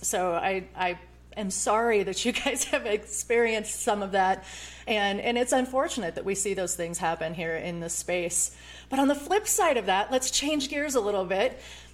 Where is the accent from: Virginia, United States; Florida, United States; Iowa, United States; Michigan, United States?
Iowa, United States; now in Colorado, United States; I came from the Midwest. I grew up in Iowa